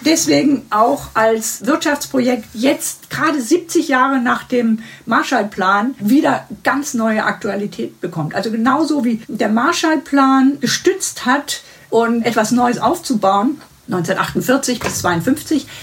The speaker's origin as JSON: {"language": "German", "town": "Heidelberg", "region": "Baden-Württemberg", "country": "Germany", "tie": "born or raised there", "lives_now": "Konstanz, Germany", "said": "Ich bin schon in Baden-Württemberg aufgewachsen, in Heidelberg, also eher an der Nordgrenze."}